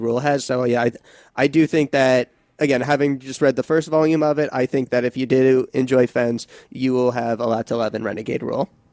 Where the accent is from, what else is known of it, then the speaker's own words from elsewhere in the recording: suburb of New York City, United States; I'm from a suburb about, like, fifty minutes away from the city proper